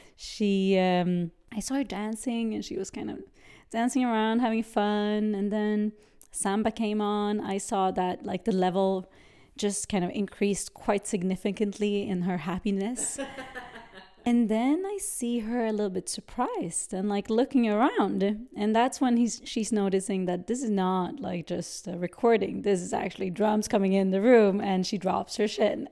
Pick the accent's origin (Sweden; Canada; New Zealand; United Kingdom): Sweden; also born or lived in Brazil; I grew up in Sweden, uh, whilst I was born in Brazil.